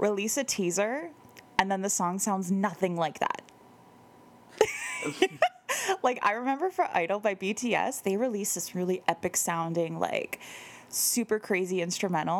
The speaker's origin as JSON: {"language": "English", "country": "Canada", "said": "we're Canadian."}